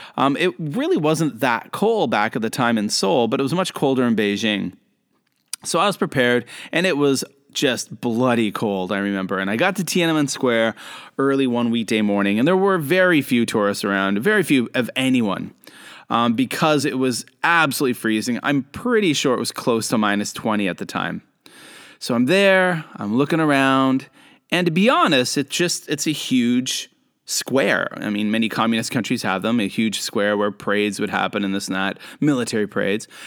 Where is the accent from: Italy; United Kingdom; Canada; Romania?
Canada; moved away as an adult; also born or lived in South Korea / Japan; now in China; I am a Canadian who lives and works in Asia.